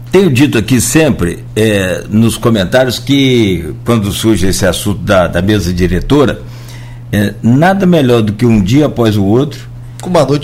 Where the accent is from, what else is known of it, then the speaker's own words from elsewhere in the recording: Italva, Rio de Janeiro, Brazil; also born or lived in Marataízes; desde 1992, quando eu vim de Italva para cá, eu me lembro